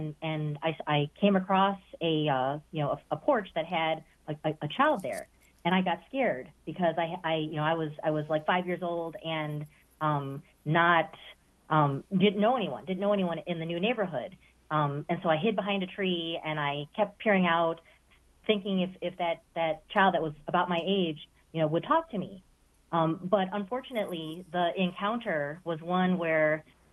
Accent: the Midwest, Ohio, United States; as a child, growing up in the Midwest

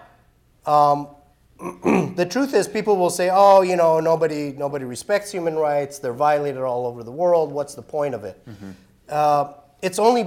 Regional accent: Iran; now in United States; I'm an immigrant. I was born and raised in Iran

